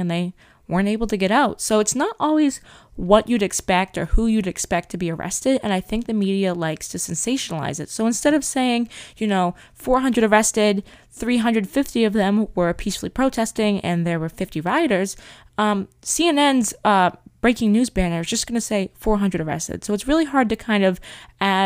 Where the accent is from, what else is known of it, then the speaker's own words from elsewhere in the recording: central Massachusetts, United States; my hometown